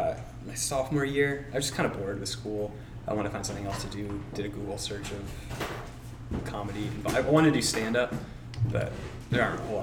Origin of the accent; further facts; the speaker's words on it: Tenafly, New Jersey, United States; moved away as an adult; now in Massachusetts, United States; so I'm actually not from the state of Massachusetts. I'm from New Jersey, a town called Tenafly, northern New Jersey, kind of right outside of Manhattan. Came up here for school, went to Northeastern.